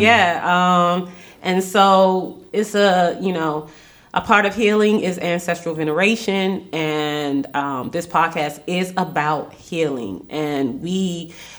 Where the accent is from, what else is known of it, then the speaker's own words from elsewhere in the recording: Washington, District of Columbia, United States; I grew up in Southeast DC. Not, and I'm not talking about Capitol Hill. I'm talking about Anacostia